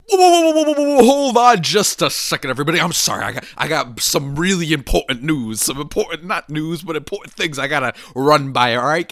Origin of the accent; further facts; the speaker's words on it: New Jersey, United States; I am from the good old dirty New Jersey